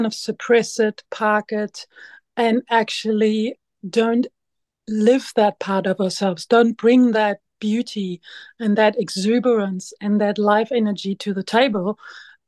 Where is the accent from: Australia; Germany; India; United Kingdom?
Germany; moved away as an adult; now in Waiheke Island, New Zealand; I'm originally from Germany and I came to New Zealand 20 years ago